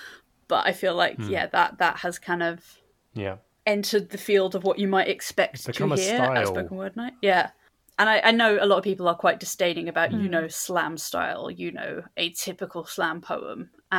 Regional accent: London, United Kingdom; I was born and raised in London.

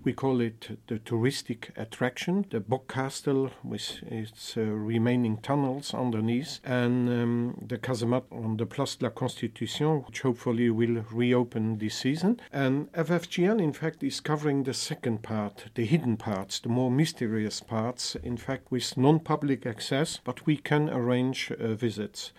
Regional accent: Minett area, Luxembourg; now in Luxembourg City, Luxembourg; I'm native from Luxembourg. I used to live in the southern part, in the Minet area, the industrial uh, region.

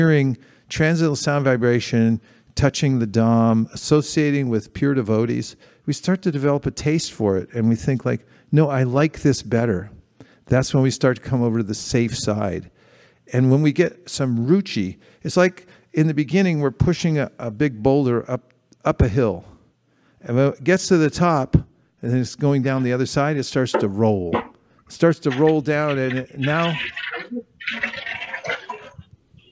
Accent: San Francisco, California, United States; the Gorni Thai I grew up with in San Francisco

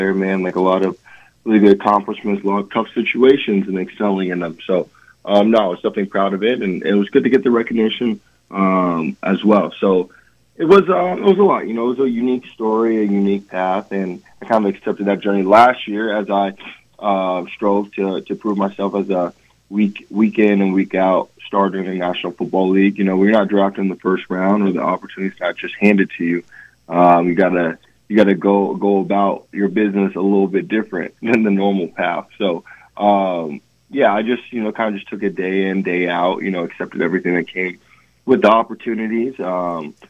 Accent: Atlanta, Georgia, United States; growing up in Atlanta, I did not grow up a Georgia fan

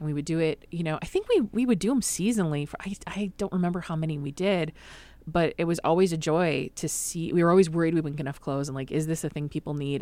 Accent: Madison, Wisconsin, United States; I grew up in Madison, Wisconsin

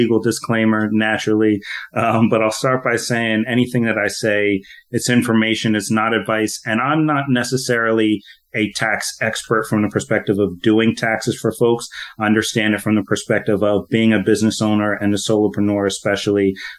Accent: Philadelphia, Pennsylvania, United States; now in Hawaii, United States; I'm from Philadelphia originally, okay. But living out here in Hawaii now

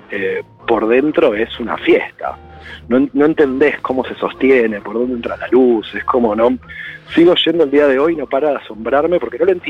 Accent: Buenos Aires, Argentina; que, para un porteño, yo soy porteño nacido y criado.

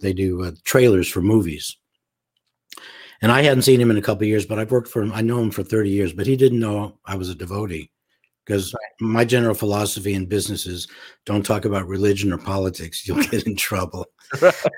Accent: Los Angeles, California, United States; also born or lived in St. Louis, Missouri; I was raised mostly in Los Angeles

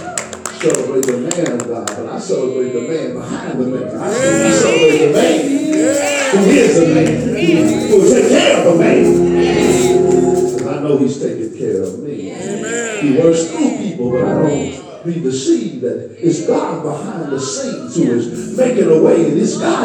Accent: North Louisiana, United States; moved away as an adult; now in Salina, United States; I'm from North Louisiana

